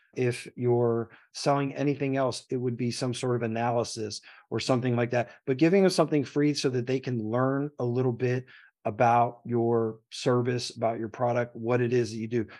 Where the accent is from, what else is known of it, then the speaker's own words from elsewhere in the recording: Philadelphia, Pennsylvania, United States; I came from the Philadelphia public school system, barely